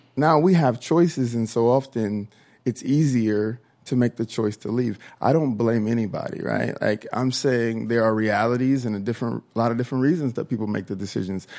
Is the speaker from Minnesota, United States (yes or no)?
yes; Minnesota, United States; I am from Minnesota, I am from the South